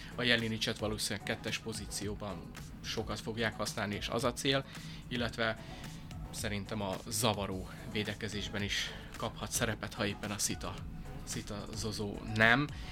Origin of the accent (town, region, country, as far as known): Szeged, Csongrád-Csanád, Hungary